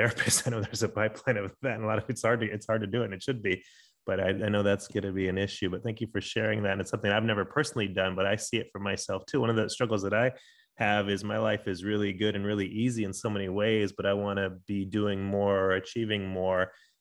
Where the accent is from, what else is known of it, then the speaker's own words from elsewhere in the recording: San Diego, California, United States; moved away as an adult; now in Denver, United States; I was born in Denver, but grew up in San Diego